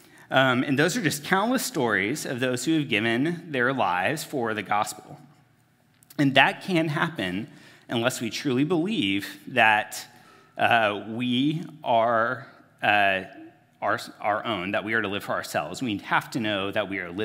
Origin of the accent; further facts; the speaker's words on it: United States; as American Christians